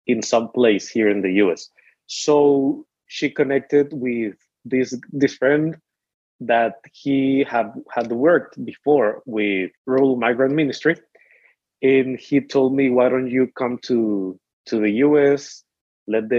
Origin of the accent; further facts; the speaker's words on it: El Salvador; moved away as an adult; now in United States; I'm from El Salvador